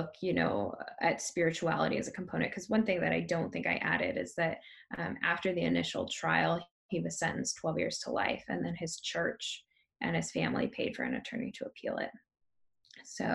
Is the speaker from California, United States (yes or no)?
no; Tonasket, Washington, United States; I grew up in Tenasket and I took pigs to the county fair